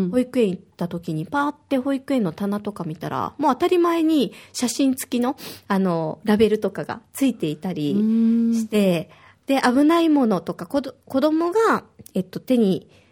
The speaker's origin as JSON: {"language": "Japanese", "region": "Osaka", "country": "Japan", "tie": "born or raised there", "moved": "yes", "lives_now": "Okinawa, Japan", "said": "私は大阪出身で小学5年生と3年生の2人の子育てをしています。"}